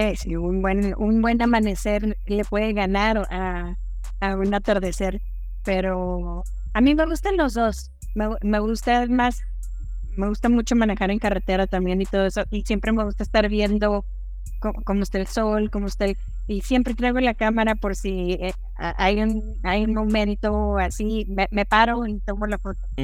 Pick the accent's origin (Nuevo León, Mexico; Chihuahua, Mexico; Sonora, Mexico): Chihuahua, Mexico; Ciudad Juárez; moved away as an adult; now in Mexico City, Mexico; Soy de Ciudad Juárez, Chihuahua, pero vivo en la Ciudad de México ya desde hace muchos años. Este, me vine a estudiar la carrera y ya me quedé acá.